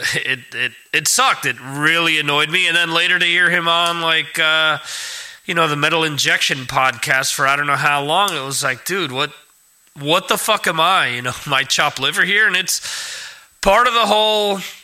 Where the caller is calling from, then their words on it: Spain; I'm calling from Spain